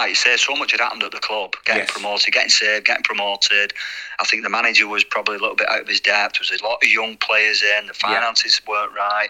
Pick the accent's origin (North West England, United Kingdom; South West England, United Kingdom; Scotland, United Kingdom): North West England, United Kingdom; Bolton; born or raised there